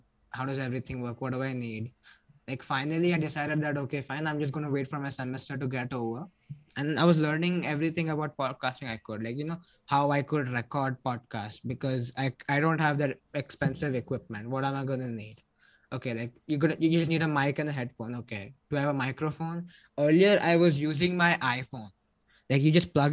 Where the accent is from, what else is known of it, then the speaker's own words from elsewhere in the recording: India; I'm from India.